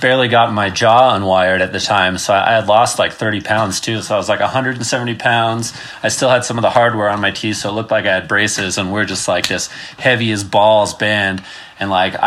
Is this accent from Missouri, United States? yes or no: no; Utah, United States; I was from Utah